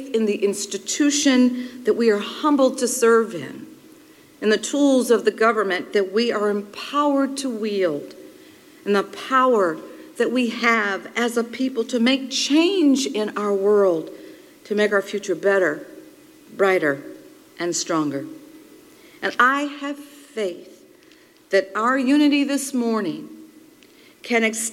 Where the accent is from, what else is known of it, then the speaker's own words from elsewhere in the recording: Chicago, Illinois, United States; I was born in Illinois and raised on Chicago's South Side